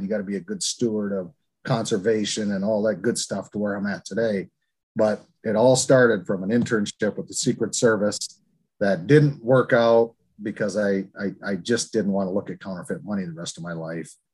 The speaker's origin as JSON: {"language": "English", "town": "Pinconning", "region": "Michigan", "country": "United States", "tie": "born or raised there", "said": "i grew up in a very small rural town in northern Michigan. It's called Pinconning, Michigan"}